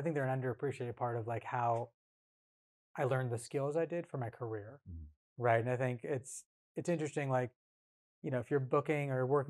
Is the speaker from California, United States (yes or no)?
yes; California, United States; also born or lived in Bay Area, California; Came up in punk and hardcore, like I said, in rural Northern California. Mm-hmm. You know, I was born actually in the Bay Area, but moved up there when I was 9 because my dad's work